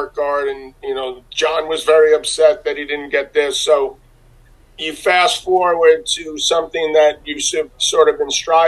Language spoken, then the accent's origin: English; New York City, New York, United States; I grew up in New York City